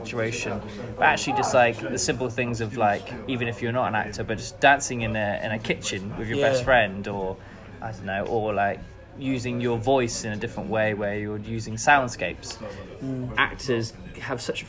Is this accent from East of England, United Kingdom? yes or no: no; Devon, South West England, United Kingdom; now in London, United Kingdom; I'm from Devon, which is a very, very small town